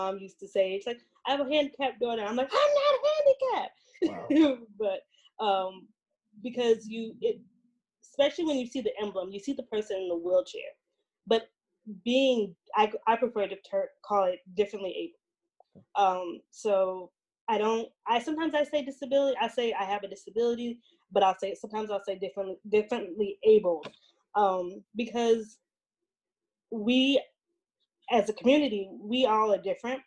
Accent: Albany, New York, United States; now in Central Falls, United States; I am originally from Albany, New York

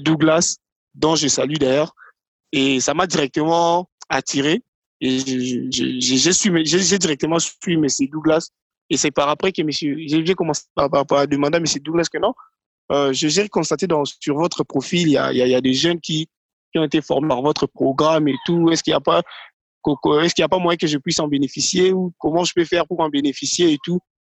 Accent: Kinshasa, DR Congo; Congolais euh, Congo Kinshasa, Kinshasa, voilà. Je suis résident, d'ailleurs, je, je, réside à Kinshasa. Je suis congolais, mon père est congolais, également ma mère aussi

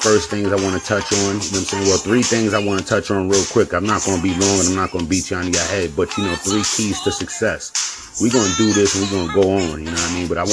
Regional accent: Yonkers, New York, United States; I'm from Yonkers, New York. I'm out here in NY.

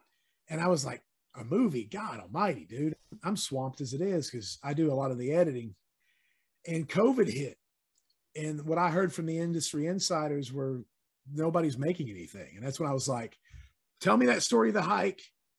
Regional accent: East Coast, United States; now in Tennessee, United States; I'm from the East Coast.

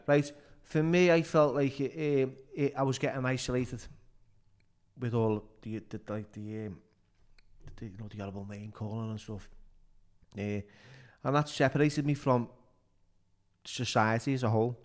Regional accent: Liverpool, North West England, United Kingdom; also born or lived in Toxteth, Liverpool; we moved from Speke to the South End in Soccersteth.

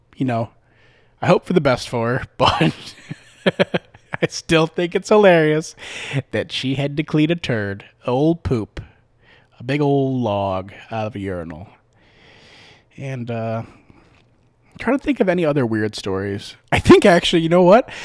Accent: Midwest, United States; now in Las Vegas, United States; I'm from the Midwest

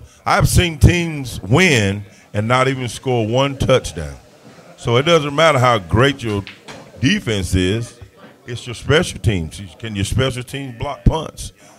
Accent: Maiden, North Carolina, United States; now in Newton, United States; I love Maiden, Catawba County. But I live in Newton. But I was born and raised in Maiden.

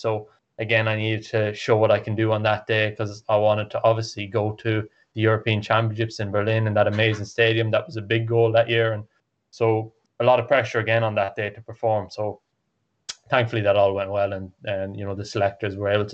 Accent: Ireland; I'm an Irish athlete

